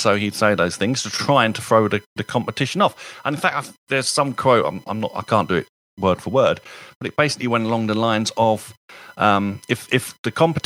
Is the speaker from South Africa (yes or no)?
no; United Kingdom; As a Brit